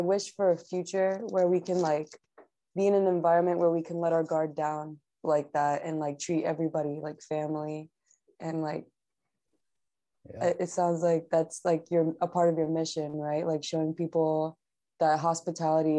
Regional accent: New York, United States; I come from New York

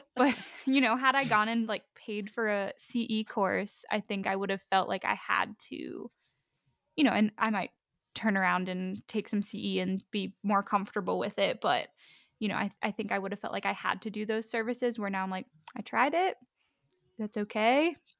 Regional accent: Pittsburgh, Pennsylvania, United States; also born or lived in Ohio / Columbus, Ohio; now in Columbia, United States; I am originally from Pittsburgh, Pennsylvania

